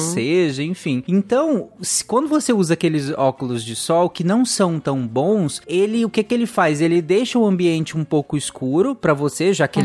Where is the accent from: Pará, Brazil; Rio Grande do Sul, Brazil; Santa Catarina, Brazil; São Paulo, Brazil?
Pará, Brazil; eu cresci no Pará